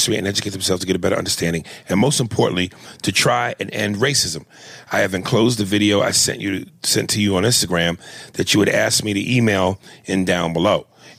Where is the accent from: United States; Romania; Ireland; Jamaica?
United States; Chicago, Illinois; I'm from Chicago.